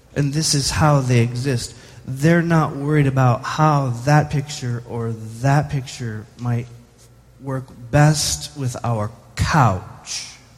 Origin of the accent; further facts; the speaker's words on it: United States; as an American